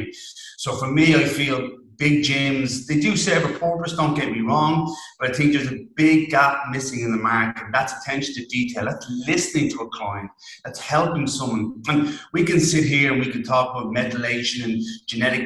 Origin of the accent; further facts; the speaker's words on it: Ireland; accent: thick Irish; a strange thick Irish accent